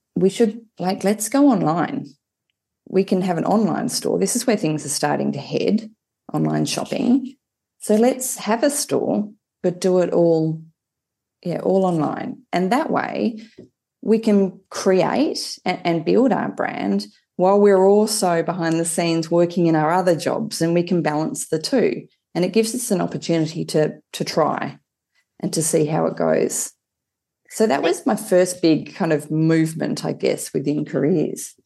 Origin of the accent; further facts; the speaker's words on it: Hobart, Tasmania, Australia; I grew up in Hobart, had a rather sheltered and a very lucky um, upbringing down in Tassie